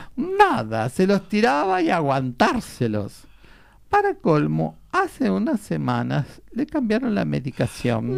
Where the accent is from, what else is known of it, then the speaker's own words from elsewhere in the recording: Buenos Aires, Argentina; nací, entre, en eh, en Mataderos entre hinches y carniceros